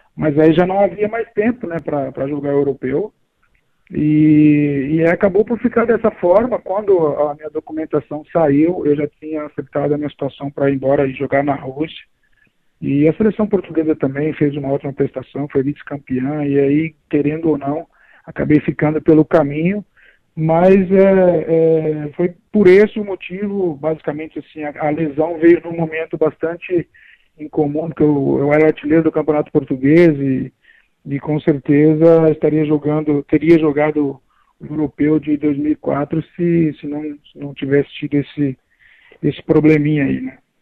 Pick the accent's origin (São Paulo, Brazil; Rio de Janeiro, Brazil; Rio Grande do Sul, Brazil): São Paulo, Brazil; São Bernardo do Campo; Eu sou daqui mesmo, do ABC de São Bernardo, aqui, nasci aqui em São Bernardo mesmo